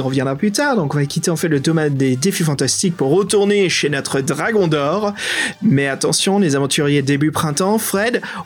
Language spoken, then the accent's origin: French; France; accent: French; mon accent français